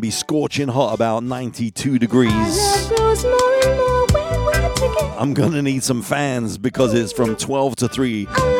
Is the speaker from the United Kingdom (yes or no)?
yes; London, United Kingdom; now in United States; Me back to my teenage years growing up in West London, West 10.